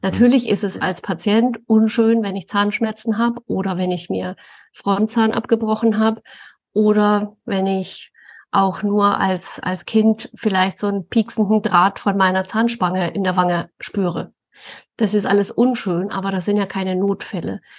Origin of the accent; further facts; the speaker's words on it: Thuringian Forest, Germany; now in Coburg, Germany; ich bin im, im Thüringer Wald aufgewachsen